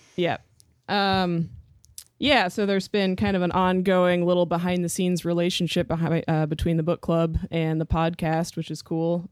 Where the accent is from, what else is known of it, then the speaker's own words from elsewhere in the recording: Homer, Alaska, United States; Adrian and I grew up together in Homer, Alaska